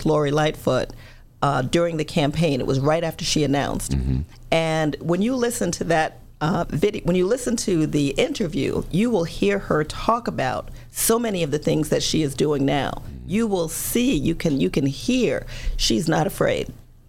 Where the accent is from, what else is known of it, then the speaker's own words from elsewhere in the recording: South Carolina, United States; accent: Southern; also born or lived in New York; But I grew up almost every summer of my life on a farm in South Carolina. I went to high school in South Carolina.